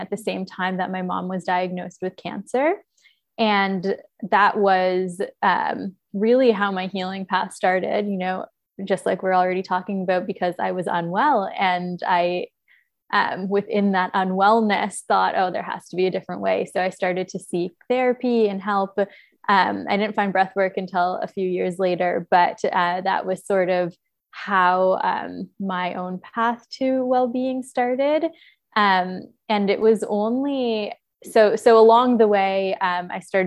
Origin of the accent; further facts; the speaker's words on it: Toronto, Ontario, Canada; now in Nosara, Costa Rica; I am originally from Toronto, but I've lived in many places all around the world